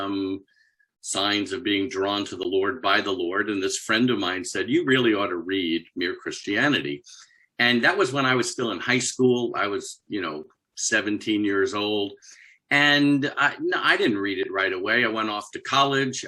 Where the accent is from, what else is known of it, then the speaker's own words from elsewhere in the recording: New York, United States; now in Virginia, United States; right now I live in Virginia in the U.S., right outside of Washington, D.C. I'm originally from New York.